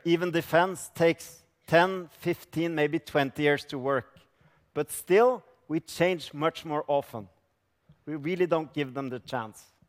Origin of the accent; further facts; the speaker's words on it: Norway; I come from Norway